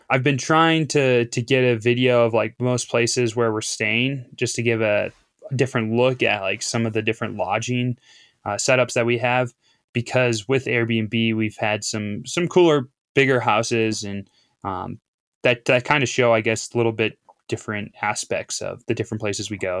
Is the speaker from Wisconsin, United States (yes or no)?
yes; Appleton, Wisconsin, United States; moved away as an adult; also born or lived in Duluth, Minnesota; I grew up in Appleton, Wisconsin